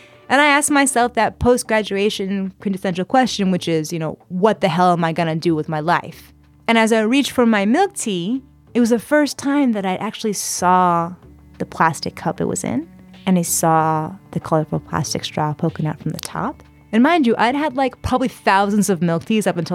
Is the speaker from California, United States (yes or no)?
yes; San Diego, California, United States; I grew up in San Diego, California